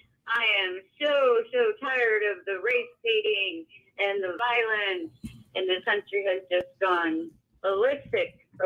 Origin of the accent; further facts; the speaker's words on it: Pittsburgh, Pennsylvania, United States; now in Arizona, United States; I'm originally from Pittsburgh.